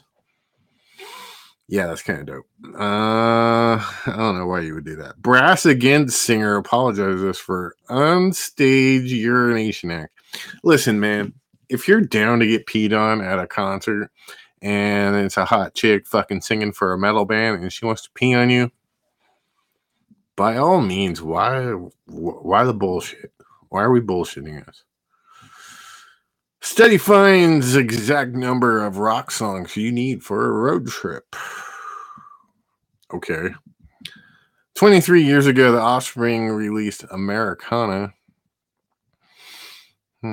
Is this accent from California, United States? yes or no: yes; Richmond, California, United States; my hometown, Richmond, California